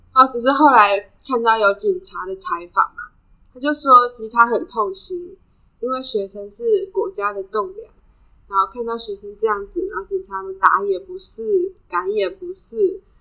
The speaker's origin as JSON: {"language": "Chinese", "town": "Hsinchu", "country": "Taiwan", "said": "我是新竹的话是北部哦"}